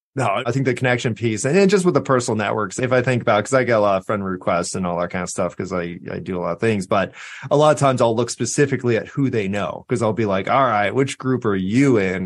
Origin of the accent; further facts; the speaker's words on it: Southern California, United States; now in Austin, United States; I'm from Southern California